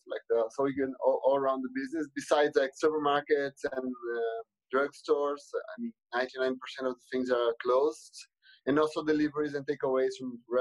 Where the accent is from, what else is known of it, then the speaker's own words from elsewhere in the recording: Brazil; I'm from Brazil